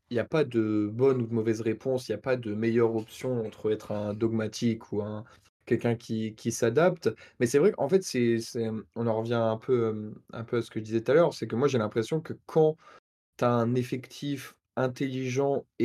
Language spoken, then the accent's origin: French; Normandy, France; c'est un peu une réponse de Normand, vu que je suis Normand